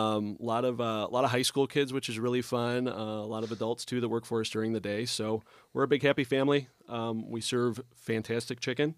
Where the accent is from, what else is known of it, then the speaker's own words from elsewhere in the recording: Kenosha, Wisconsin, United States; moved away; I grew up in Kenosha, Wisconsin, uh, just over the border